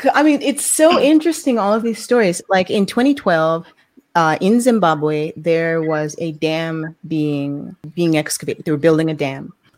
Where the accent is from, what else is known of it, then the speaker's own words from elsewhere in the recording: New York City, New York, United States; I was born in New York City